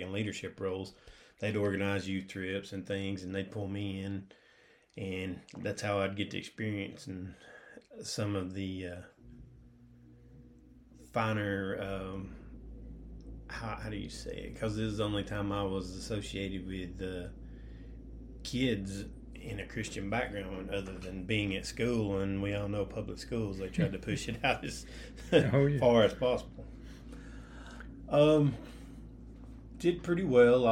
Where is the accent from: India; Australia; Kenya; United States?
United States; Cleveland, Tennessee; also born or lived in McMinn County, Tennessee; I was born in Cleveland, Tennessee. That's here, still keeping us in East Tennessee, so I haven't moved a whole lot as far as family-wise goes.